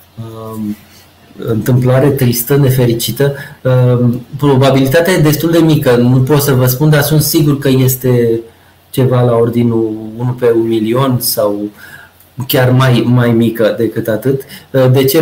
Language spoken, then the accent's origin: Romanian; Romania; moved away; also born or lived in Antofagasta, Chile; suntem români